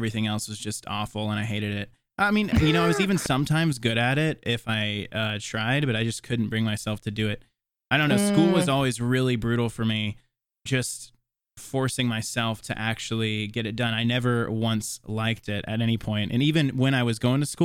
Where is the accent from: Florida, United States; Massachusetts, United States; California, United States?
Florida, United States; Tallahassee; also born or lived in South Georgia / Jacksonville; I grew up in Tallahassee, but I spent, like, weekends off and out at my stepdad's farm, which was in South Georgia.